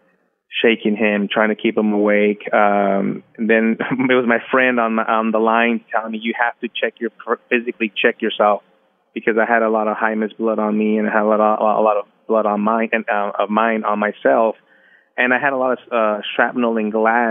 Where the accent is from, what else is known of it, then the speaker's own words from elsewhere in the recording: United States; We are U.S. Americans in a foreign country